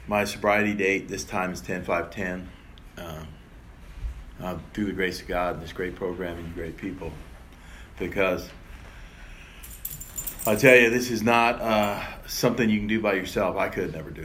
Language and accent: English; New York, United States; also born or lived in Ireland; I was born in Ireland. I was adopted in New York